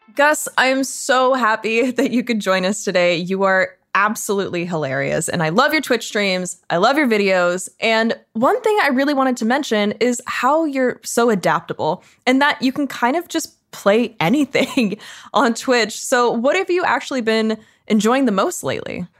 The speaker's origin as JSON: {"language": "English", "country": "Canada", "said": "I'm Canadian"}